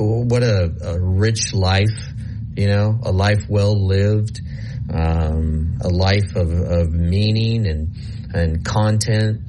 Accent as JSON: {"language": "English", "region": "Nebraska", "country": "United States", "tie": "born or raised there", "said": "I grew up in Nebraska"}